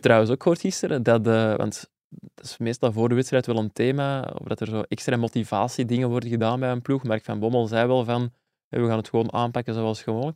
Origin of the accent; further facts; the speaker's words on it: Zwijndrecht, Flanders, Belgium; net als ik afkomstig uit Zwijndrecht, slash Burgt, een deelgemeente.